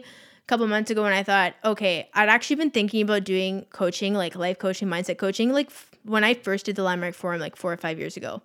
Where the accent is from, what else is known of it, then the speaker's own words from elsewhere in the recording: Victoria, British Columbia, Canada; Tara and I come from Victoria